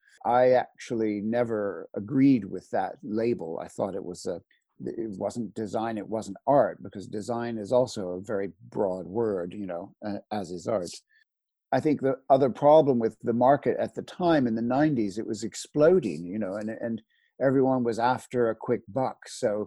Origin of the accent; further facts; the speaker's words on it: Philadelphia, Pennsylvania, United States; also born or lived in Washington, D.C. / Los Angeles; I'm American. I was brought up in the States. The family's from New Orleans and Miami. And I was raised, my father was an engineer, and then he went into sort of the space industries. So we were moving around a lot. I was basically raised in Philadelphia and Washington, D.C.